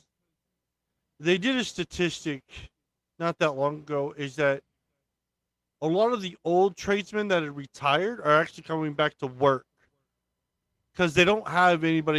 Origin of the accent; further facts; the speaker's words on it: Maryland, United States; My whole family is Navy, so, and I grew up in Maryland, so I'm literally about minutes away from the shipyard.